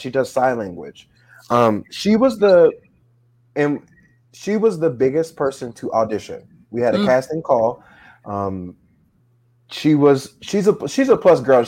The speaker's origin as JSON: {"language": "English", "town": "Dayton", "region": "Ohio", "country": "United States", "moved": "as an adult", "lives_now": "Florida, United States", "said": "When I first moved to Florida, I'm originally from Ohio, Dayton, Ohio"}